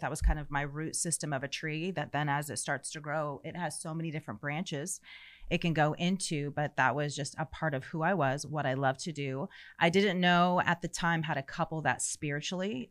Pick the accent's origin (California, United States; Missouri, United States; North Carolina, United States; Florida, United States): Florida, United States; St. Petersburg; moved away as an adult; also born or lived in Orlando / Tampa; now in Texas, United States; I was born and raised in Florida. I was born in Saint Pete, raised in Florida my whole life until God called us to Texas when I was thirty-six years old